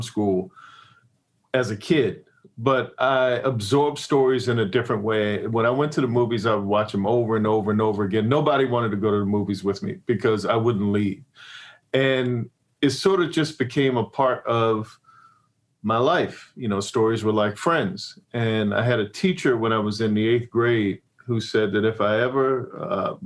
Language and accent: English; Annapolis, Maryland, United States; moved away as an adult; also born or lived in Hollywood; I'm from Annapolis, Maryland, which is as far away from Hollywood as you could possibly be.